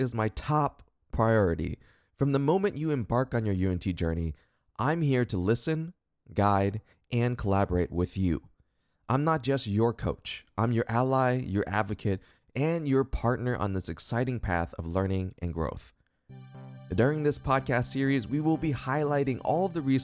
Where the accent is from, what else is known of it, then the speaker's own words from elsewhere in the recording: Columbus, Ohio, United States; moved away as an adult; now in Dallas, United States; I was born and raised in Columbus, Ohio, and have lived there for most of my life until recently when I moved to Dallas, Texas.